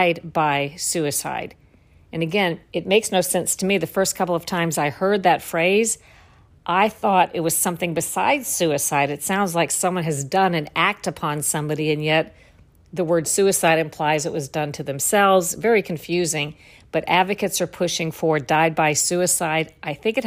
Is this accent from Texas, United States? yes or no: no; Florida, United States; I grew up in Florida, worked in the news business in Florida